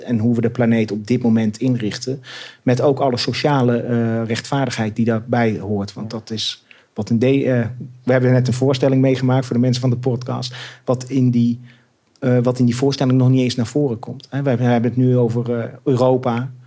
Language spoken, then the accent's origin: Dutch; Beugen, North Brabant, Netherlands; moved away as an adult; also born or lived in Delft / Germany / Amsterdam; Tot mijn vijfde levensjaar. Daarna naar Brabant, ja. Beugen.